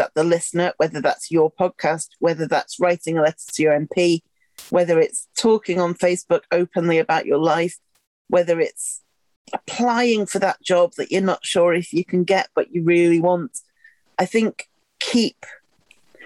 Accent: Wigan, North West England, United Kingdom; now in Sheffield, United Kingdom; I grew up in Wigan, which is your side of the Pennines

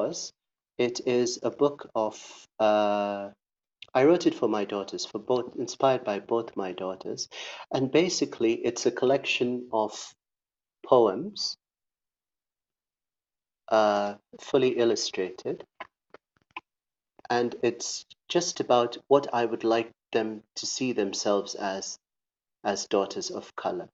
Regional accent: Eldoret, Uasin Gishu County, Kenya; I grew up in Eldoret, in and around the culture.

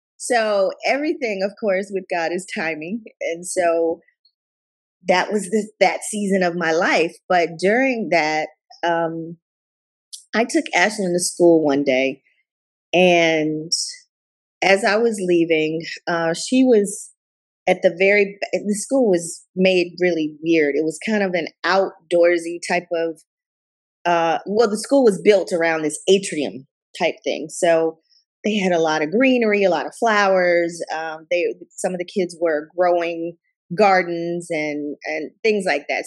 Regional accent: Tuscaloosa, Alabama, United States; also born or lived in Katy and Richmond area, Texas; now in Katy, United States; my home home state of Alabama and my hometown there in Tuscaloosa

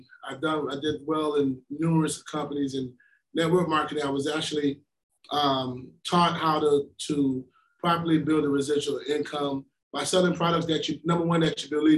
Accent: Florida, United States; I'm being from Florida

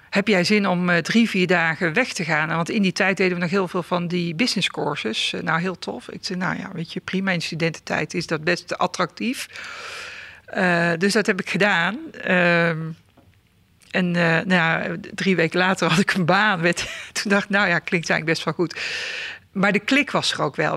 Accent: southern Netherlands, Netherlands; in een eh, dorp in, het, in het zuiden van het land, maar dat hoor je volgens mij ook nog wel. Hè? Ik ben mijn accent niet verloren

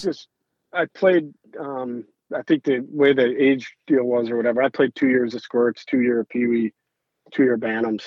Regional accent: Bloomington, Minnesota, United States; growing up in Bloomington

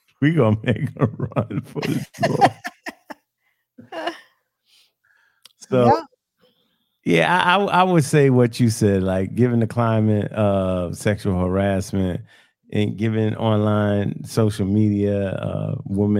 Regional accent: New York City, New York, United States; I grew up in New York.

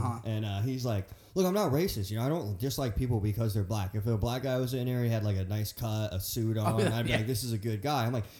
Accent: Columbus, Ohio, United States; we went to Columbus Public

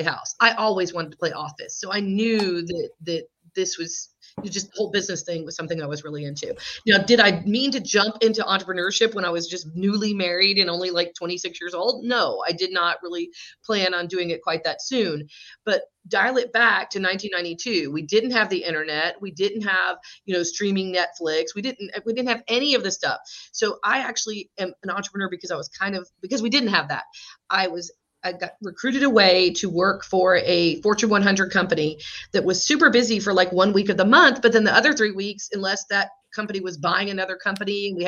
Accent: South Georgia, United States; also born or lived in Atlanta, Georgia; My dad's family is from the Northeast, but I grew up in South Georgia, went to college here in Georgia and have stayed

